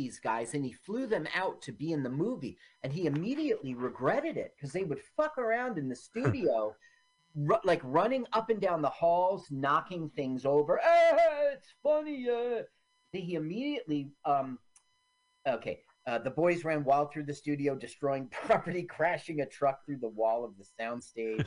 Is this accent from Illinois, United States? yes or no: no; New Jersey, United States; also born or lived in Washington, D.C.; I was born in Washington, D.C., and I've been a Jersey boy since I was 3 years old